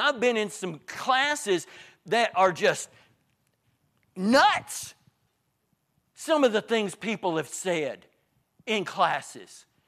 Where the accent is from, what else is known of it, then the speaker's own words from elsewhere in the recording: Northeast Arkansas, United States; I grew up in Northeast Arkansas